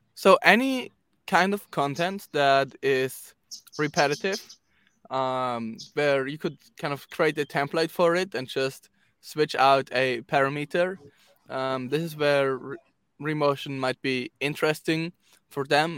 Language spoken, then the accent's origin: English; Zurich, Switzerland; I am from Zurich, Switzerland